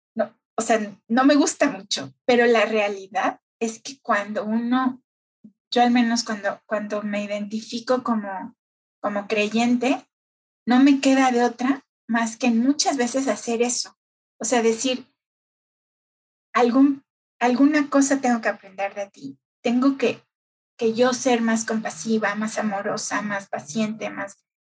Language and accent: Spanish; Mexico City, Mexico; yo nací aquí en el DF, toda mi vida prácticamente la viví aquí